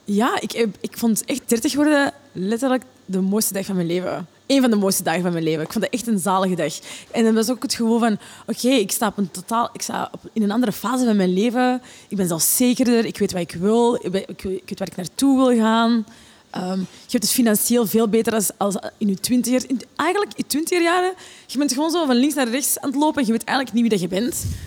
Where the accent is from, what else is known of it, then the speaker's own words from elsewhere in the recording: Oostmalle, Flanders, Belgium; moved away as an adult; also born or lived in Borgerhout, Antwerp; now in Antwerp, Belgium; ik kwam uit de Kempen. Ehm, ik woonde, we woonden in Oostmalle. En um, letterlijk, de school was achter onze tuin